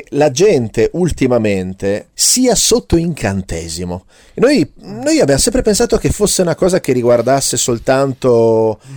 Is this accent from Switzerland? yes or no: yes; Switzerland; Io vengo dalla Svizzera e quando ero bambino mangiavo queste cosine di panna ricoperte di cioccolato che si chiamavano i moretti.